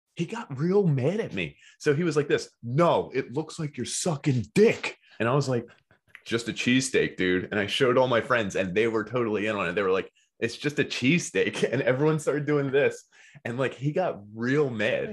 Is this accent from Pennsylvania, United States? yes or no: yes; Philadelphia, Pennsylvania, United States; accent: Philly; I'm from Philly